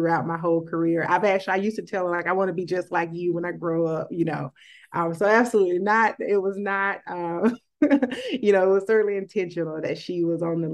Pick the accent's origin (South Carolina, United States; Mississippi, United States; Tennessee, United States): Mississippi, United States; moved away as an adult; I get to come back home to my home state